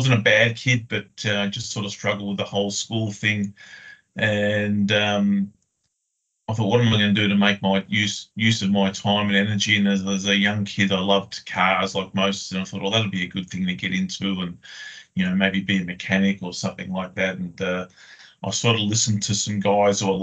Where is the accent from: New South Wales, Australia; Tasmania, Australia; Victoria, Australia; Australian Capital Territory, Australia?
Victoria, Australia; Melbourne; moved away as an adult; also born or lived in Queensland / Sydney; now in Brisbane, Australia; I grew up in Melbourne, predominantly in a southeastern suburb called Springvale